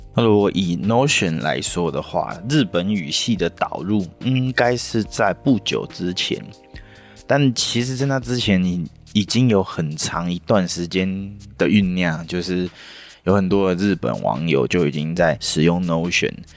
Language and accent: Chinese; Taiwan; 我们台湾人的性格